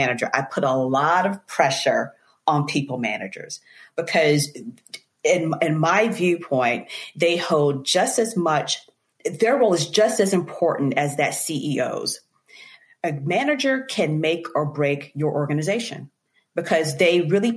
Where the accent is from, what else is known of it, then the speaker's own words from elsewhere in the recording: Eastern North Carolina, United States; I grew up in Eastern North Carolina. I'm a farm girl from Eastern North Carolina.